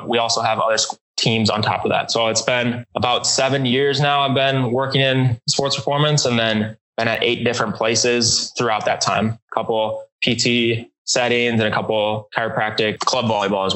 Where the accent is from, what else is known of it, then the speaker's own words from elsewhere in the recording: Minnesota, United States; moved away as an adult; now in Elon, North Carolina, United States; I'm originally from Minnesota, where I grew up, been there for 20 something years